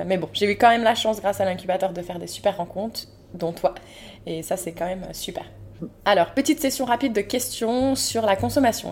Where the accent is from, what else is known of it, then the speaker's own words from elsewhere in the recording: Moselle, Grand Est, France; j'ai grandi en Moselle et j'arrive en Guadeloupe